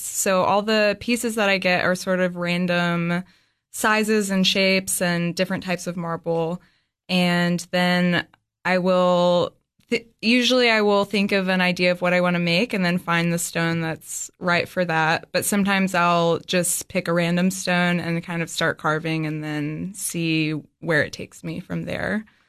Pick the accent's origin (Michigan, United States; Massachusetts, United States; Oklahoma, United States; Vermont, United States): Vermont, United States; Dorset; also born or lived in Boston; now in Cookeville, United States; I grew up in southern Vermont in a really small town called Dorset, uh, close to the New York